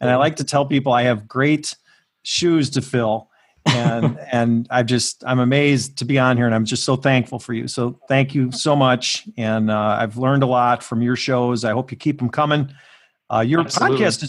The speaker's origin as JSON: {"language": "English", "country": "Ireland", "said": "I can only say that because I'm an Irish lawyer."}